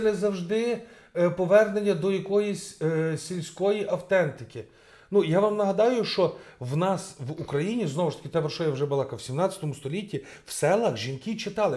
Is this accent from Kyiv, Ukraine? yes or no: no; Rivne Oblast, Ukraine; я з Рівненської області